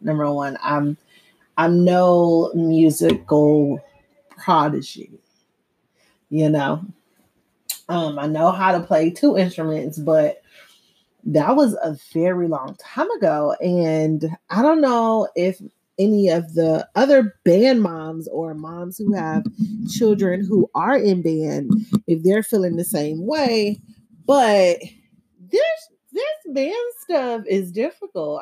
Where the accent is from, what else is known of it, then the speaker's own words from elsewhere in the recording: Miami, Florida, United States; now in Houston, United States; I'm from Dade County. I'm from the bottom. I'm from the three oh five